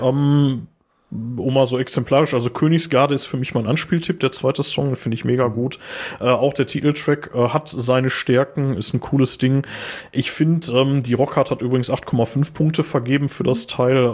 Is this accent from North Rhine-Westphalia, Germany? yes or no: yes; Ruhr area, North Rhine-Westphalia, Germany; wir kommen aus Ruhrpott